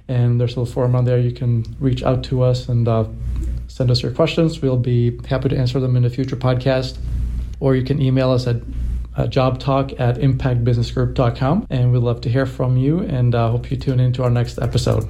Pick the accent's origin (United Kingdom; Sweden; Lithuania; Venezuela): Sweden; I'm from Sweden, and the Swedish culture is not to really brag about yourself